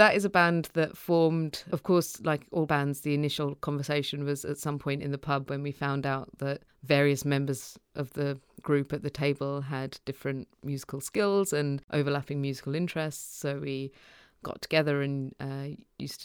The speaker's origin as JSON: {"language": "English", "country": "United Kingdom", "tie": "born or raised there", "said": "So we ended up growing up in the UK."}